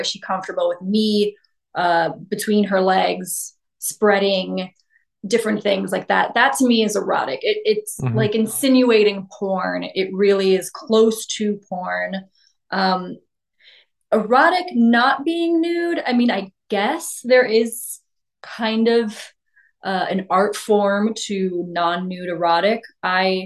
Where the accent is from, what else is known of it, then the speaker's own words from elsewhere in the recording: New York City, New York, United States; growing up in New York